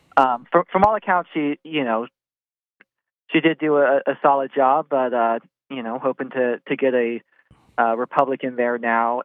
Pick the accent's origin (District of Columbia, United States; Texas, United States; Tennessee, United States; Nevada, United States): District of Columbia, United States; Washington; moved away as an adult; now in North Carolina, United States; I'm originally from Washington, D C